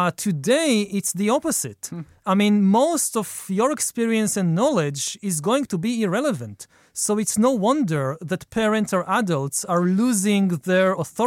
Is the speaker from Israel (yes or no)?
yes; Israel; Israel, yeah.